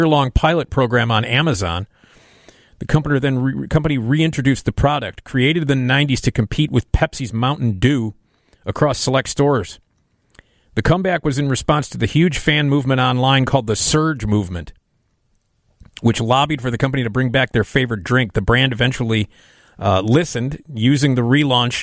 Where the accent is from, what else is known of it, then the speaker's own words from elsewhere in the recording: Chicago, Illinois, United States; I grew up on Addison near Lincoln